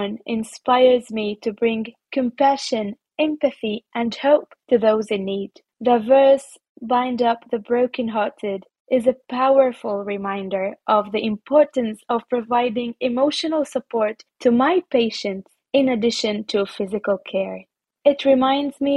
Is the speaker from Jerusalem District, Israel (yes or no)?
no; Nazareth, Northern District, Israel; English is a second language; moved away as an adult; now in Germany; I grew up even in Nazareth, the Holy Land